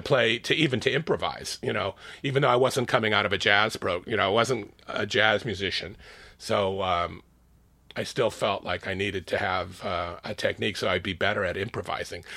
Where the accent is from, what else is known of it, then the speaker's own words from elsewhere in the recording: Los Angeles, California, United States; also born or lived in San Francisco, United States / Oakland, United States; I grew up in L